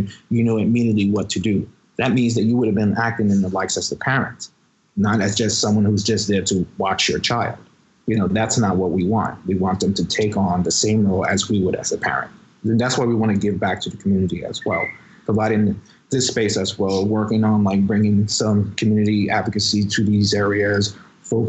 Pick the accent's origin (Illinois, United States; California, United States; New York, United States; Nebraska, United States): New York, United States; New York City; I was raised in the Bronx, and I was actually in a location where the highest rate of asthma was there.